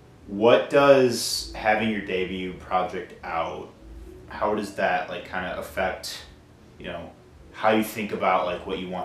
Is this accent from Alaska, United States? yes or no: no; Chicago, Illinois, United States; now in Milwaukee, United States; I'm from the Chicago area too